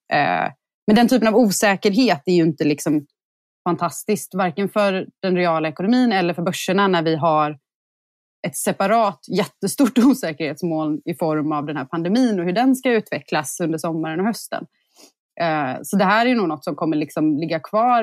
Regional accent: Sweden; som svensk

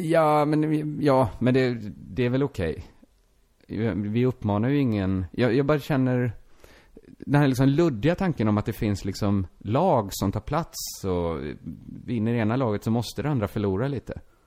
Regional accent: Sweden; first language Swedish; du och jag, vi är födda i Sverige

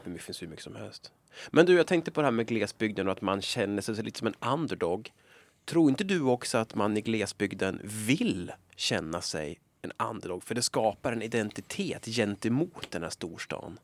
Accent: Sundsvall, Västernorrland County, Sweden; accent: Sundsvallsmål; jag borde egentligen eh, vara stolt över min dialekt. Jag är från Sundsvall

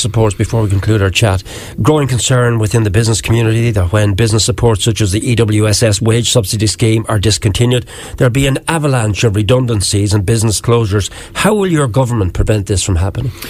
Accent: Wexford, Leinster, Ireland; I'm from Wexford

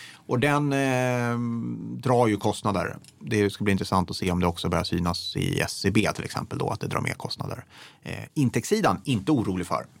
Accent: Degerfors, Örebro County, Sweden; moved away; jag är uppvuxen i Degerfors, eh, väldigt röd kommun.

